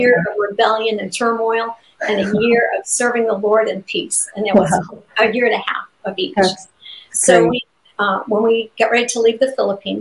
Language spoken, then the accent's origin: English; near Brewer, Maine, United States; moved away as an adult; looking to start a church in Brewer, Maine, which is about 25 miles from my hometown. So we were excited to be going back.